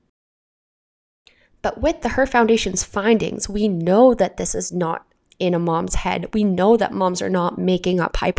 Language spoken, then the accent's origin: English; Canada; I'm your Canadian host